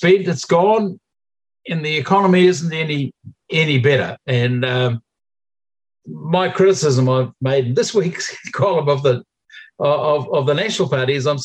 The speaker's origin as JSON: {"language": "English", "country": "New Zealand", "said": "New Zealanders"}